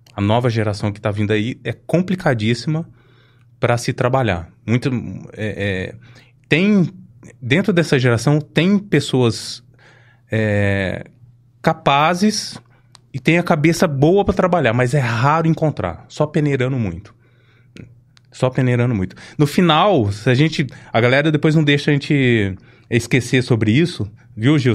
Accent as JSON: {"language": "Portuguese", "town": "Ribeirão Preto", "region": "São Paulo", "country": "Brazil", "tie": "born or raised there", "said": "eu cresci no Simeone, né, do lado do Avelino Palma"}